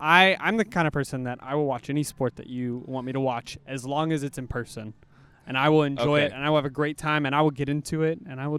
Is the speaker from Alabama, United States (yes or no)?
no; Texas, United States; moved away as an adult; now in Portland, United States; I'm from Texas. So I just got here like a month and a half ago.